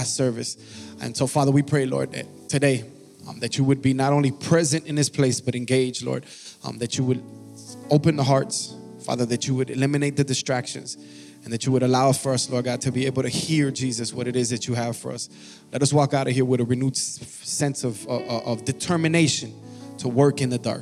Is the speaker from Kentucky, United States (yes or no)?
no; Miami, Florida, United States; now in Georgia, United States; I'm originally from Miami, Florida